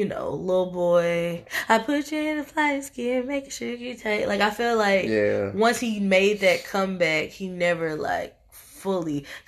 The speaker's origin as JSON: {"language": "English", "region": "Tennessee", "country": "United States", "said": "And I'm from Tennessee."}